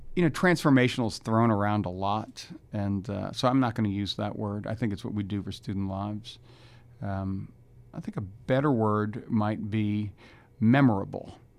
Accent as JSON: {"language": "English", "town": "New Orleans", "region": "Louisiana", "country": "United States", "moved": "yes", "said": "I'm from New Orleans"}